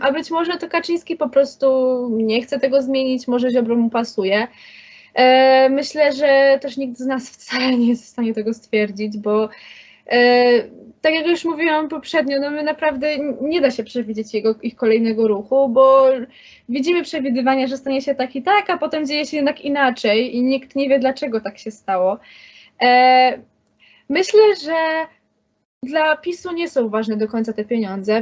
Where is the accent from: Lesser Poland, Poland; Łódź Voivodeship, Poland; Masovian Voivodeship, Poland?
Lesser Poland, Poland; Kraków; Jestem z Krakowa